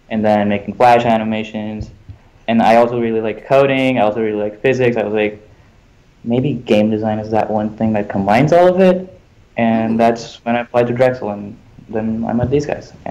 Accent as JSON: {"language": "English", "country": "India", "tie": "born or raised there", "said": "so I grew up in India, and India has a huge piracy problem."}